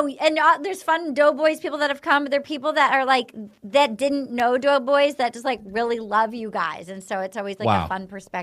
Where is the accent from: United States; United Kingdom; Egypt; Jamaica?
United States; New England; I grew up in New England, but I've learned to be a very sincere person.